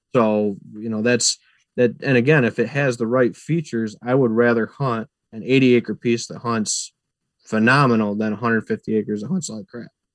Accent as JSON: {"language": "English", "town": "Clyde", "region": "New York", "country": "United States", "tie": "born or raised there", "also_born_or_lived": "Clifton Springs, New York", "said": "I grew up in the Clyde Lyons area"}